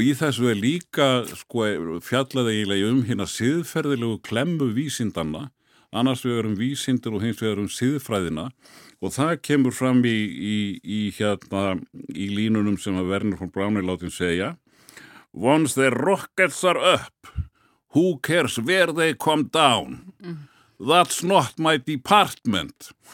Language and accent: Icelandic; Hafnarfjörður, Capital Region, Iceland; ég er nú fyrst og fremst happiringur